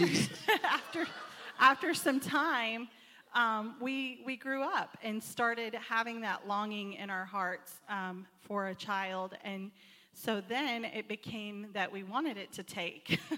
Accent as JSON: {"language": "English", "region": "Texas", "country": "United States", "said": "I'm not from Arkansas. Um, I'm, I'm from Texas"}